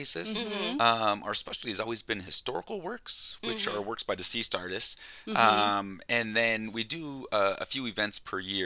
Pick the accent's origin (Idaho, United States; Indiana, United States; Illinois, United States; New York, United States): Idaho, United States; Coeur d'Alene; moved away as an adult; also born or lived in Los Angeles; So I grew up here in Coeur d'Alene, and I moved to Los Angeles pretty much after college